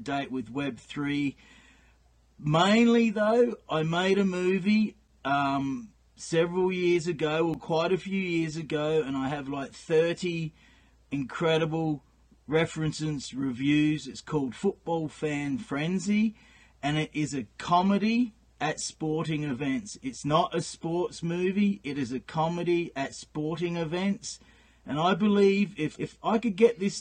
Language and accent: English; South Australia, Australia; moved away as an adult; now in Edmonton, Canada; I've been in Canada since 1998. I'm from South Australia